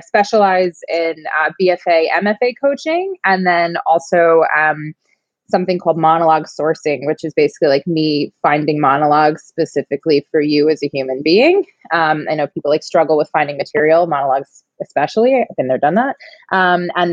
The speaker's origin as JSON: {"language": "English", "region": "New York", "country": "United States", "said": "I'm from New York."}